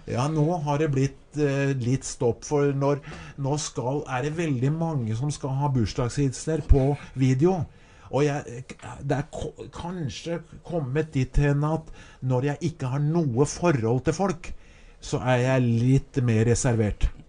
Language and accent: Norwegian; Skedsmo, Akershus, Norway; ungdomsskolen hjemme i Skedsmo